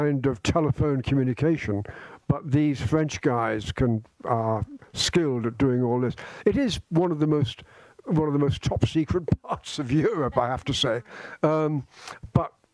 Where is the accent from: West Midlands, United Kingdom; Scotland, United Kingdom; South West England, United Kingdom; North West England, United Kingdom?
Scotland, United Kingdom; I'm a Scotsman. I'm a Brit.